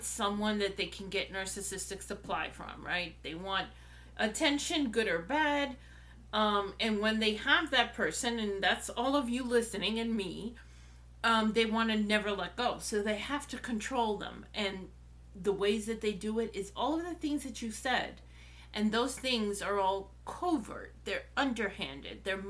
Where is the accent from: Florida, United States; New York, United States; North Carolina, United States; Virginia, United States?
New York, United States; New York City; also born or lived in Brooklyn; we moved from where I was born in Brooklyn to Queens when I was a few months old.